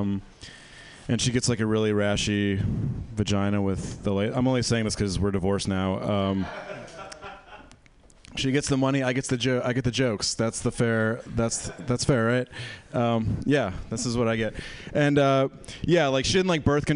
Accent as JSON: {"language": "English", "region": "Michigan", "country": "United States", "said": "I'm from Michigan"}